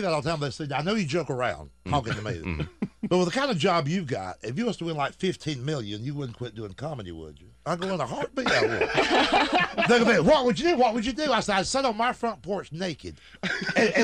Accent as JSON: {"language": "English", "region": "Georgia", "country": "United States", "said": "I'm from Georgia."}